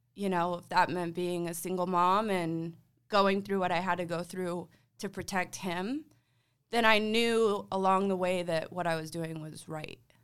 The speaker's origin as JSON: {"language": "English", "town": "Gilbert", "region": "Arizona", "country": "United States", "tie": "born or raised there", "said": "growing up in Gilbert"}